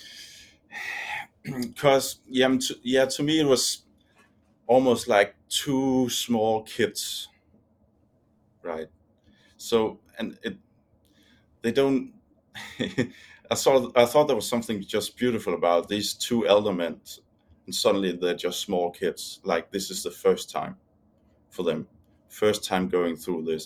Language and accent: English; Denmark; we're from Denmark